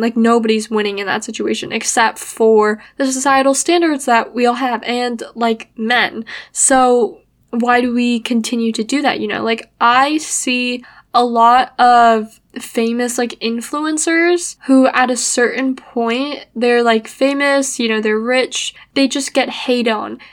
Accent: United States; I was born in America

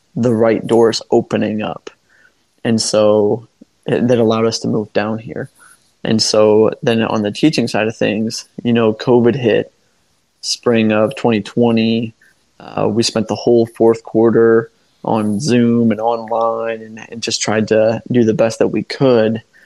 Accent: Fulton County, Northwest Ohio, United States; moved away as an adult; now in Sarasota, United States; growing up in Fulton County

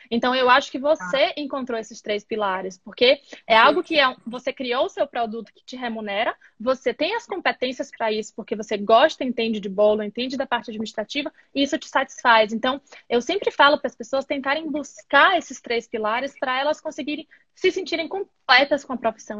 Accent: Bahia, Brazil; moved away as an adult; now in United States; eu sou da Bahia

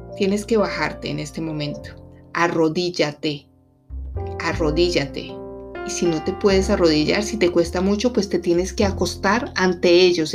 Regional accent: Colombia; moved away as an adult; now in Washington, D.C., United States; Soy colombiana además, pero vivo en Washington, D.C. ya hace 10 años.

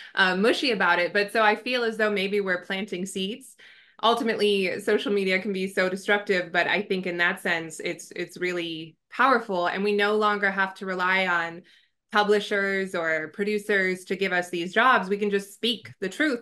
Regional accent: Southern California, United States; born and raised in Southern California

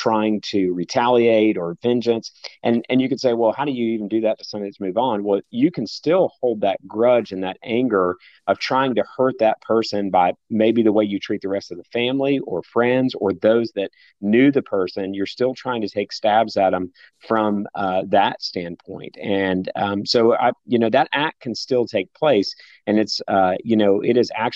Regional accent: the South, United States; growing up in the South

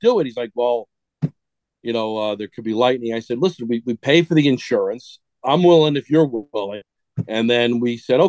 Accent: Hawthorne, New Jersey, United States; moved away; I grew up in Hawthorne. I'm proud of being from Hawthorne.

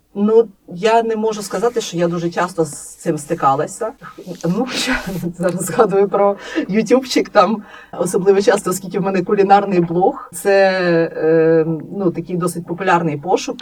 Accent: Lviv, Lviv Oblast, Ukraine; moved away as an adult; now in Kyiv, Ukraine; Я народилася у Львові і взагалі ніколи не планувала переїжджати зі Львова.

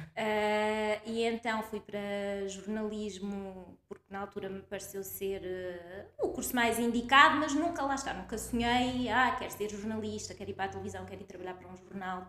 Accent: Coimbra, Centro, Portugal; nasci, ah, em Coimbra, cresci aqui, sempre fiquei aqui, nunca saí

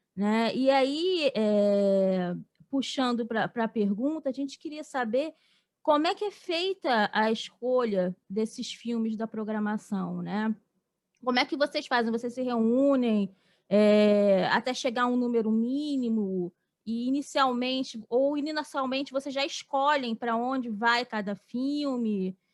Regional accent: Rio, Rio de Janeiro, Brazil; a gente é do, é do Rio

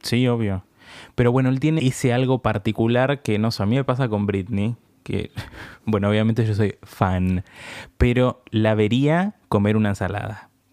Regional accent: Argentina; nosotros que somos de Argentina

